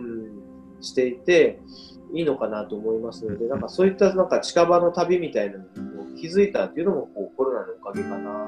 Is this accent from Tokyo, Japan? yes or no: no; Saga, Japan; 僕も佐賀というところに生まれて